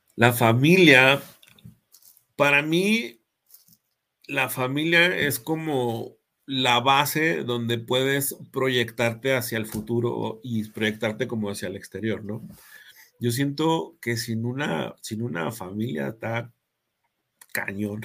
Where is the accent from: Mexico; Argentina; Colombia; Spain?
Mexico; Yo me siento muy mexicano